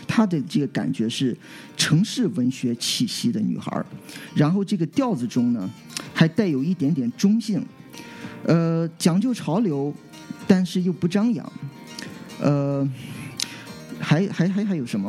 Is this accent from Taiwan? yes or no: no; Qingdao, Shandong, China; moved away as an adult; 我从小到大这段时间呢， 都是在，呃， 就是青岛，其实我在家乡长大， 呃， 直到后来大学之后才出国